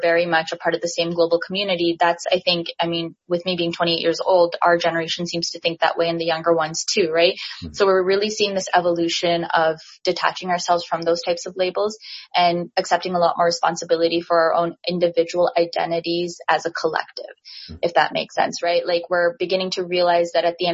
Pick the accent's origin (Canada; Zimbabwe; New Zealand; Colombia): Canada; I'm Canadian, born and raised.